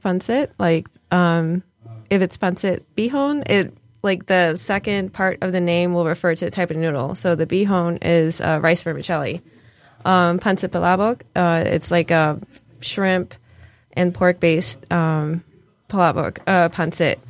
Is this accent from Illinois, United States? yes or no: yes; Chicago, Illinois, United States; now in Detroit, United States; I'm not from Detroit originally. I'm from Chicago